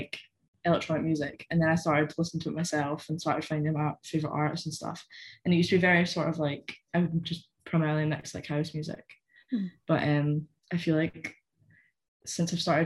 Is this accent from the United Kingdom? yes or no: yes; Callander, Scotland, United Kingdom; accent: weird accent; now in Glasgow, United Kingdom